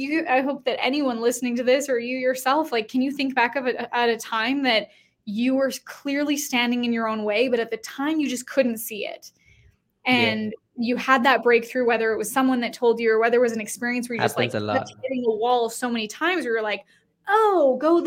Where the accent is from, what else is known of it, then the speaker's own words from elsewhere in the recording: Canada; moved away as an adult; now in United States; I used to live in Canada. I'm Canadian, and I moved to the States in 2020